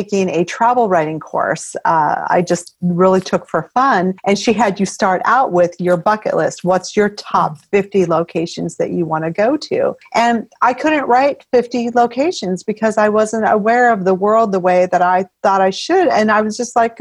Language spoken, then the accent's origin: English; Alaska, United States; also born or lived in California; I was brought up in Alaska, and that was after I was born in California